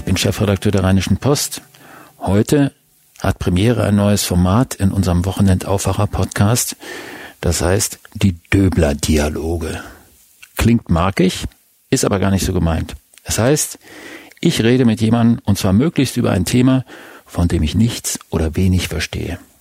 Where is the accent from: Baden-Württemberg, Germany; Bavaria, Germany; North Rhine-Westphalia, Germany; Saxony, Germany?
North Rhine-Westphalia, Germany; Lippe; also born or lived in Bremen / Berlin / Hamburg; now in Düsseldorf, Germany; Fünf Jahre Bremen, 15 Jahre Berlin, davor fast ebenso lange mit Unterbrechungen in Hamburg, aufgewachsen in Lippe.